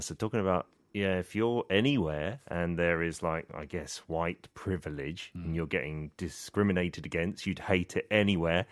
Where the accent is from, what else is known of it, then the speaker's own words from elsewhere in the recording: United Kingdom; as a Brit